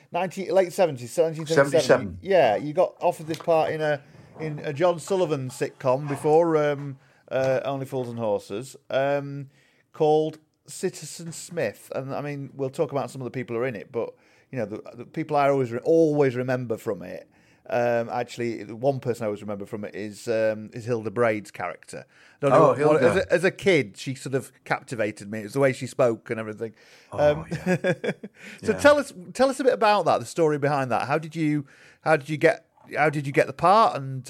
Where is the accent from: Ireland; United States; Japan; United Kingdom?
United Kingdom; Yorkshire and the Humber; Well, I'm from Yorkshire originally. I grew up in the Doncaster Wakefield area.